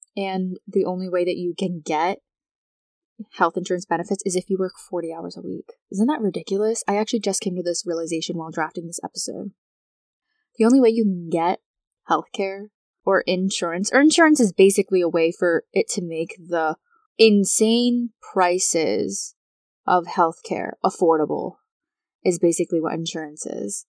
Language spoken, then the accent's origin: English; United States; I am American